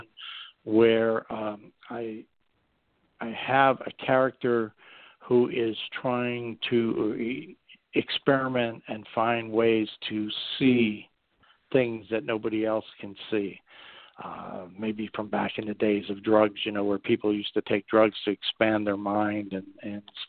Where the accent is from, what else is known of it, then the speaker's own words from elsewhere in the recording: coal region of Pennsylvania, United States; accent: coal speak; also born or lived in Berks County, Pennsylvania; I'm from the coal region, and if anybody ever met anybody from the coal region of Pennsylvania, they sort of have their unique way of speaking